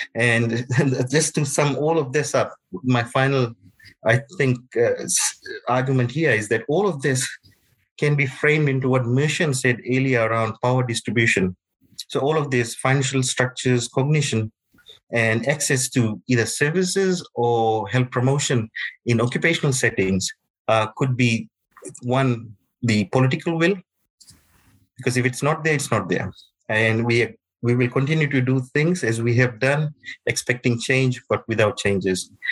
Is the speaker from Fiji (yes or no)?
yes; Fiji; moved away; I'm from Fiji.